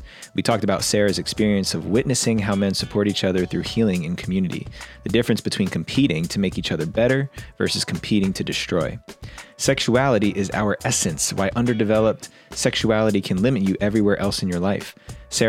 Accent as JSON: {"language": "English", "region": "New Jersey", "country": "United States", "tie": "born or raised there", "moved": "yes", "said": "I grew up in New Jersey"}